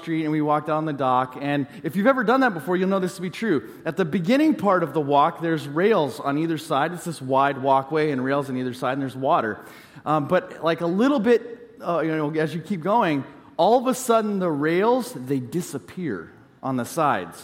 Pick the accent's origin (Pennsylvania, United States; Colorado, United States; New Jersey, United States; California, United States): California, United States; I grew up in California